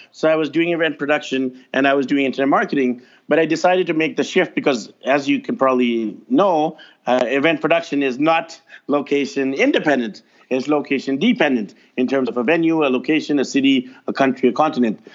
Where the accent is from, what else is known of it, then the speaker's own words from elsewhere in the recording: North Vancouver, British Columbia, Canada; I grew up over there in North Van, not too far from you, and I was voted most shy at Windsor Secondary School in North Vancouver